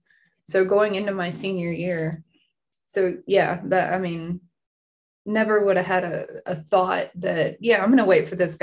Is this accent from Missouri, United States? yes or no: no; Houston, Texas, United States; So actually, I grew up in Houston, actually like maybe 45 minutes from him.